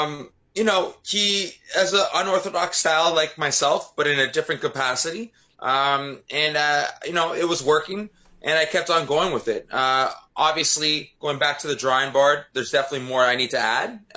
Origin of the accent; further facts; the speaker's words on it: Canada; not my hometown, but in my home country